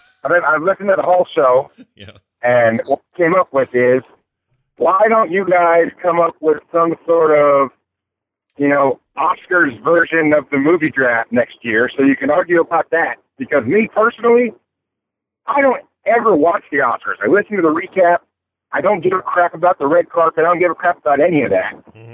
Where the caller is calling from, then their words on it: Washington, District of Columbia, United States; from D.C.